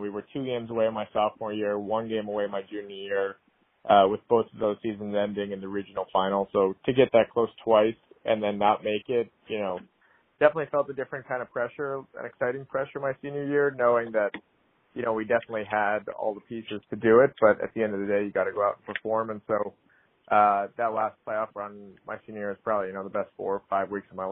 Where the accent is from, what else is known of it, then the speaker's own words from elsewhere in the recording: New York area, United States; growing up in the New York area